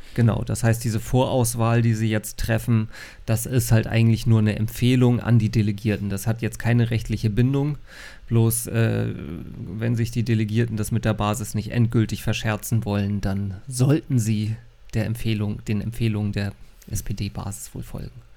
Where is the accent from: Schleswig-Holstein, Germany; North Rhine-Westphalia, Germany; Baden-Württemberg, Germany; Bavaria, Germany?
Schleswig-Holstein, Germany; North Frisia; Ich bin ja Nordfriese